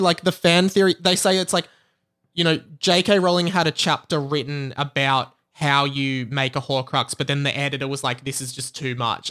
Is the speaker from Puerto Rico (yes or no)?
no; Australia; I'm Australian